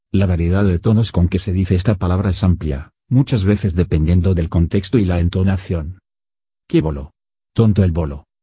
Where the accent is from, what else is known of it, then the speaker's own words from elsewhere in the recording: Toledo, Castilla-La Mancha, Spain; a los toledanos nos llaman bolos. Bolo es el gentilicio familiar, con que somos designados todos los toledanos